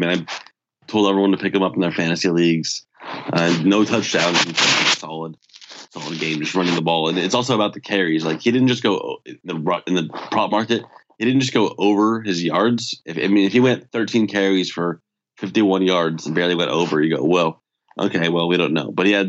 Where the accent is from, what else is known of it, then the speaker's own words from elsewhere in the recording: California, United States; there's been a lot of things going on in Southern California, my hometown, that were negative.